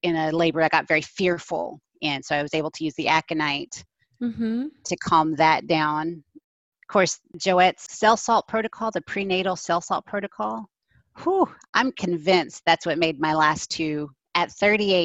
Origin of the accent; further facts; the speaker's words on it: Texas, United States; I'm from Texas.